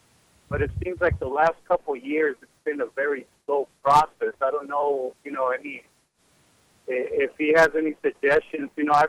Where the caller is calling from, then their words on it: New Mexico, United States; Well, how are you doing, Linda? I'm over from New Mexico.